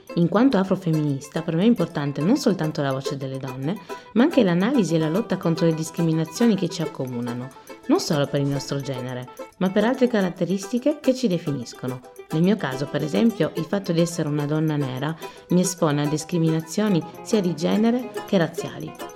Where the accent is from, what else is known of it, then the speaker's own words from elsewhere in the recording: Trieste, Friuli-Venezia Giulia, Italy; moved away as an adult; now in France; Io sono nata e cresciuta a Trieste, una città italiana aperta sul mare